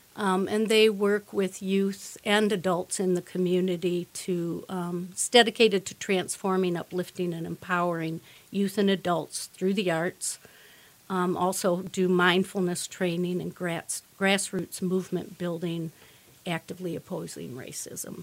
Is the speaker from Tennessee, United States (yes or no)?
no; Richland, Michigan, United States; I was born and raised in Richland, okay. our neighbor to the east. I actually live there now also.